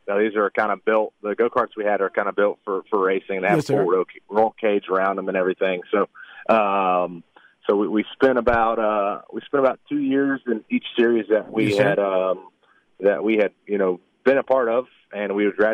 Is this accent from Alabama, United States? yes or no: yes; Alabama, United States; now in Charlotte, United States; Hey, I'm from Alabama, so it's all going to slip out today.